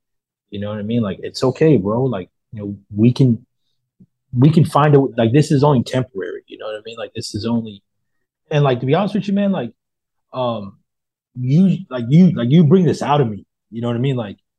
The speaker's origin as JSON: {"language": "English", "town": "Modesto", "region": "California", "country": "United States", "said": "I'm from Modesto, so like by like Stockton."}